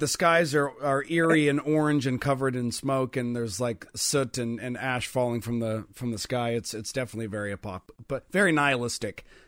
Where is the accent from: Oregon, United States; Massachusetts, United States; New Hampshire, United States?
Oregon, United States; also born or lived in Eugene-Springfield area, Oregon; we're from Oregon, and I, I, I, you know, live in the Um, I guess you can say the Eugene Springfield area